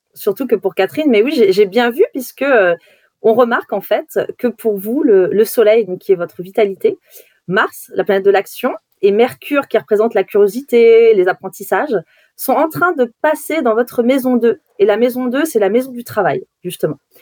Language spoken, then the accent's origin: French; Brittany, France; quand on est euh, de Bretagne